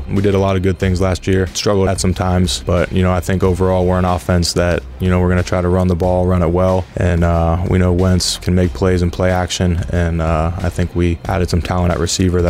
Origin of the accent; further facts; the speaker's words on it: Pennsylvania, United States; And I'm in my home state. I love that. Not too far from where I went to school up at Penn State.